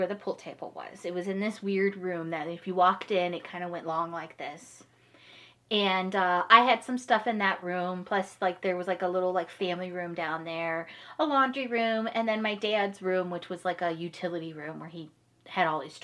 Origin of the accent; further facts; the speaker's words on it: Parma Heights, Ohio, United States; I grew up in Parma Heights, Ohio. If you're familiar with that, it's, like, suburb of Cleveland area